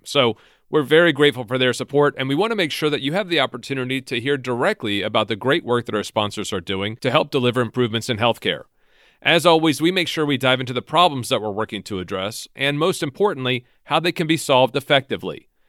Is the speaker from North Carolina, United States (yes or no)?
no; Virginia, United States; based in my home state, in Virginia, outside of Washington, D C